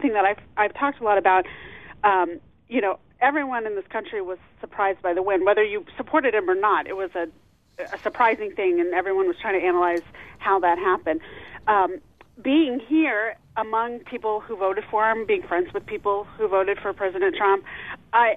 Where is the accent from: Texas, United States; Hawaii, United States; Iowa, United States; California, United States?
California, United States; San Diego; moved away as an adult; now in Terre Haute, United States; I was raised in San Diego